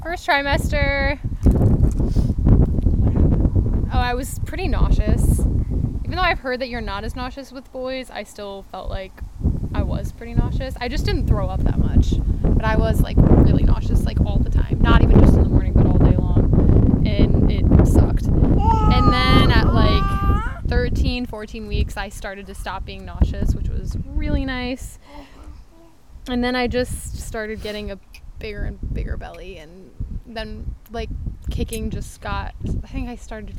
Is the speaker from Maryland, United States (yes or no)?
yes; Maryland, United States; now in Michigan, United States; I was from Maryland, and then I got them all to move here